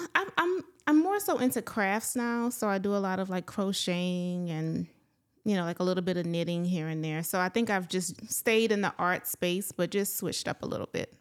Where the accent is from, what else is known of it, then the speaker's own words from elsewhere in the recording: Palmetto, Louisiana, United States; I am from a small town, um, near the Opelousas area. I'm from Palmetto, Louisiana.